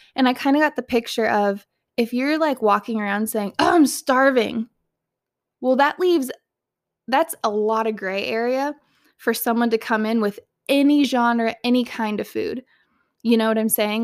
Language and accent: English; Southern California, United States; moved away; I was born and raised in Southern California